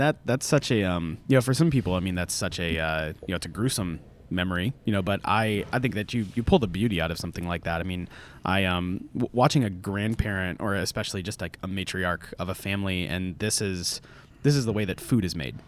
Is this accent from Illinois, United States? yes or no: no; Orlando, Florida, United States; now in Atlanta, United States; I grew up in Orlando